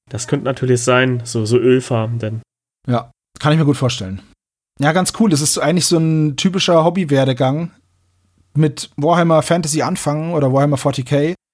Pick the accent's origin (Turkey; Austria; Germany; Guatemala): Turkey; Alanya, Antalya; Ich komme aus Alanya, Antalya. Ich bin mir sicher, viele Deutsche kennen diese Stadt sehr gut.